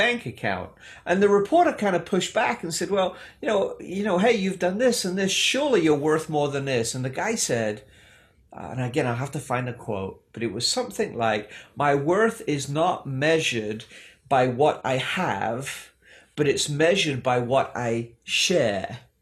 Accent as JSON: {"language": "English", "region": "England", "country": "United Kingdom", "tie": "born or raised there", "moved": "yes", "lives_now": "United States", "said": "Growing up in England"}